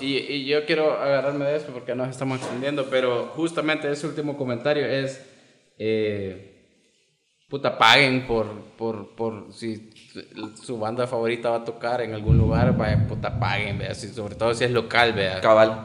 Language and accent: Spanish; El Salvador; los 10 mil millones que tenemos como salvadoreños